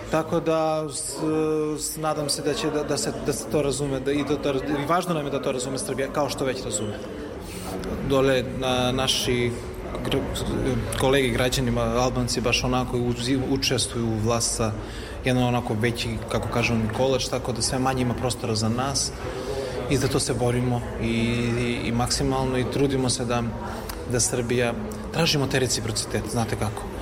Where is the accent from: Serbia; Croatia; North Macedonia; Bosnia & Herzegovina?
North Macedonia; mi nismo stranci, već da smo dole, smo se raseljeni, nego smo autoktoni dole i da nas ne zovu Makedonci, mi smo Srbi po poreklu.